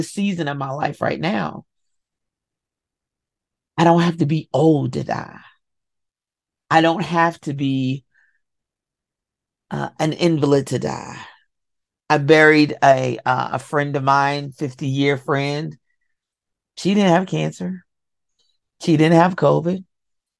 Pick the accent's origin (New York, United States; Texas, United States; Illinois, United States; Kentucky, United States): Kentucky, United States; I'm from Kentucky.